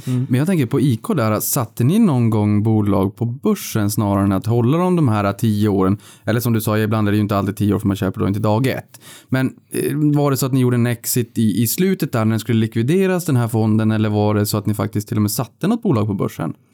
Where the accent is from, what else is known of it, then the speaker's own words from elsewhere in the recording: Norrbotten County, Sweden; Jag kommer från Norrbotten själv